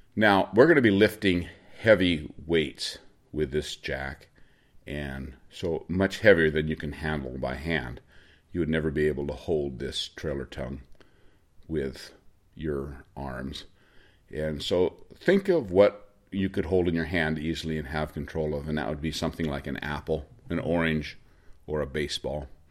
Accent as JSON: {"language": "English", "region": "Oregon", "country": "United States", "said": "I'm from Oregon"}